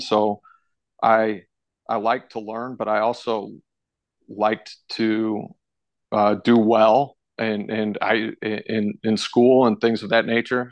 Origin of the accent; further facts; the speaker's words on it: St. Louis, Missouri, United States; also born or lived in Fort Collins, Colorado / Tulsa, Oklahoma / Yuma, Colorado; I moved out to Saint Louis, Missouri when I was in kindergarten. And, and so when I, when I really consider where I'm from, I, you know, I consider myself a Saint Louis kid.